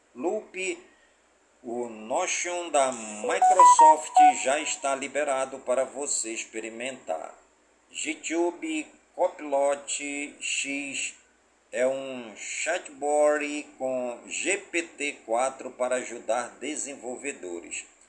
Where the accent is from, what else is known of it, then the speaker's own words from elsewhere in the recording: Careiro da Várzea, Amazonas, Brazil; also born or lived in Manaus, Brazil; em todas as comunidades do Careiro da Vaz e a minha cidade natal